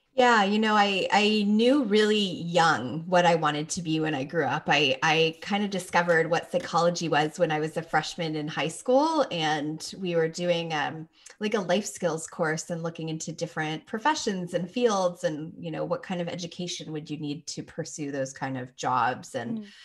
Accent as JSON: {"language": "English", "town": "Toronto", "region": "Ontario", "country": "Canada", "also_born_or_lived": "Phoenix, Arizona", "moved": "yes", "said": "I'm from Toronto originally, so I know cold weather, but then I lived in Phoenix for five years"}